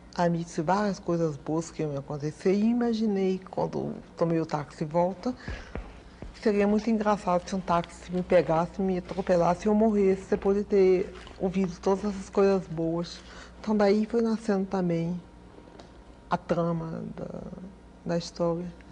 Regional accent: Recife, Pernambuco, Brazil; now in Rio de Janeiro, Brazil; Eu morei em Recife. Eu morei no Nordeste, eu me criei no Nordeste.

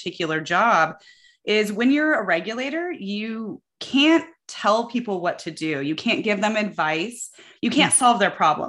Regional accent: Colorado, United States; I grew up in Colorado

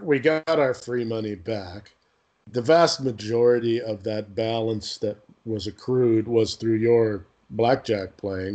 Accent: Canada; I'm Canadian

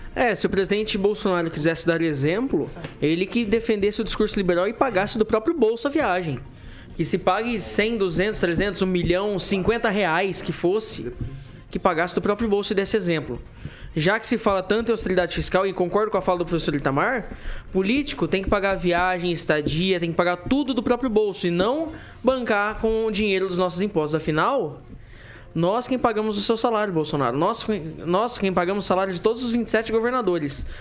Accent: Joinville, Santa Catarina, Brazil; moved away; Santa Catarina, ainda mais a região de Joinville, região de onde eu vim, tá? Região onde eu nasci

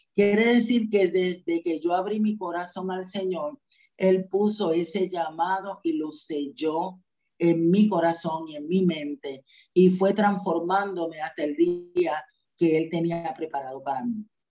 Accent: Juncos, Puerto Rico; also born or lived in Barranquitas, Puerto Rico; yo fui nacida y criada en el Evangelio. Desde el vientre de mi madre me llevaba a la iglesia, a la iglesia bautista, a la ciudad deseada, en un barrio de Juncos

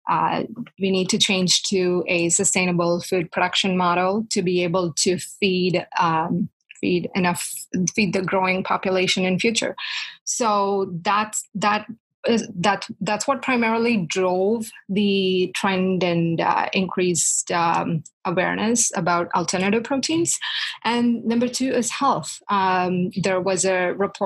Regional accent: South India, India; moved away as an adult; also born or lived in Manitoba, Canada; now in Toronto, Canada; where I grew up in South India

